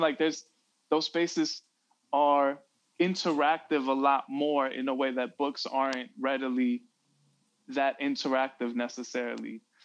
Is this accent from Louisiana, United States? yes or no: no; Chicago, Illinois, United States; growing up in Chicago